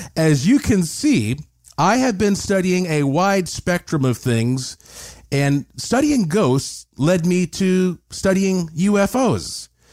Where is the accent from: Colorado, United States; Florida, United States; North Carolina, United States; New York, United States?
North Carolina, United States; Asheville; born or raised there